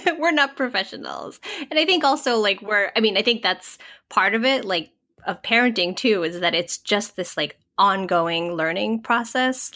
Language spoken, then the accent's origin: English; Massachusetts, United States; first language English; I grew up in suburban Massachusetts